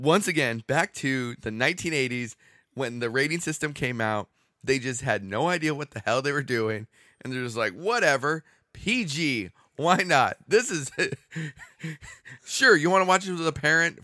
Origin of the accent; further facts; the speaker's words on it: Southern California, United States; I grew up in Southern California